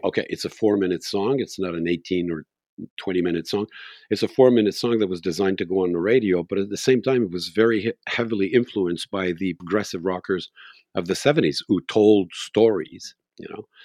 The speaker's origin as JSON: {"language": "English", "town": "Montreal", "region": "Quebec", "country": "Canada", "tie": "born or raised there", "moved": "as an adult", "lives_now": "Mont-Tremblant, Canada", "said": "I was born in Montreal"}